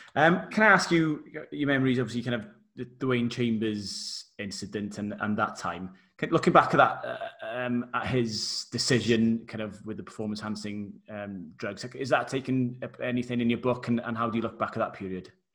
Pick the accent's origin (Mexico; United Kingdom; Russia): United Kingdom; Wales; obviously being Welsh as well